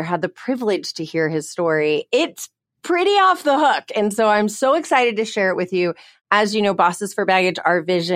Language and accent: English; Connecticut, United States; now in Texas, United States; I grew up in Connecticut